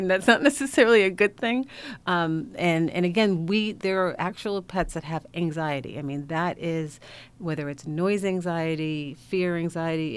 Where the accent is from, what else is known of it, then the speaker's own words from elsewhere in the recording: Hartford, Connecticut, United States; I'm from Hartford, so I'm from a uh, Connecticut native